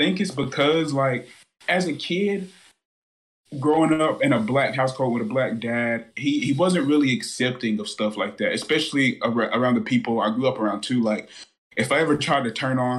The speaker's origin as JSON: {"language": "English", "region": "South Carolina", "country": "United States", "tie": "born or raised there", "said": "growing up in South Carolina, especially going around the racetracks a lot"}